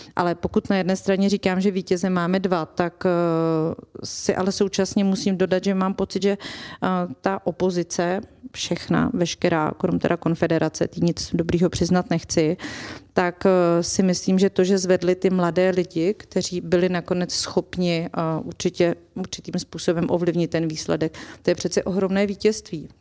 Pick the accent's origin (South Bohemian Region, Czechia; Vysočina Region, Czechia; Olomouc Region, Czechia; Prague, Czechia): Vysočina Region, Czechia; já jsem z Vysočiny